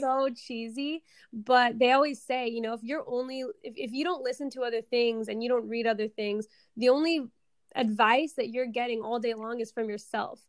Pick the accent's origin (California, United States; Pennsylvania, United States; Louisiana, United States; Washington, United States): Washington, United States; Seattle; I am from Seattle, Washington, born and raised here.